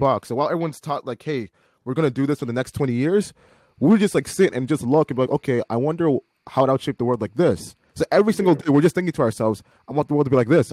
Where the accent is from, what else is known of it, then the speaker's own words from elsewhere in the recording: Oakville, Ontario, Canada; we're from Oakville, but people will call us Chokeville.